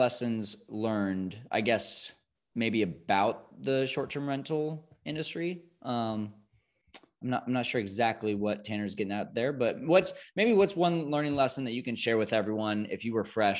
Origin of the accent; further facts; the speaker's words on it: Tokyo, Japan; I'm from Tokyo and very familiar with the neighborhoods.